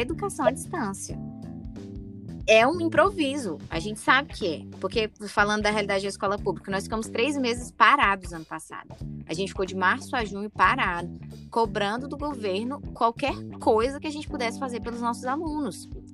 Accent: Brazil; eu cresci na Santa Maria

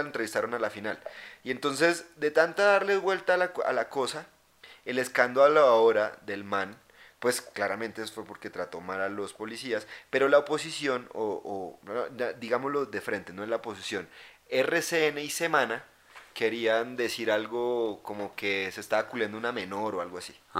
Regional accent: Colombia; now in Bogotá, Colombia

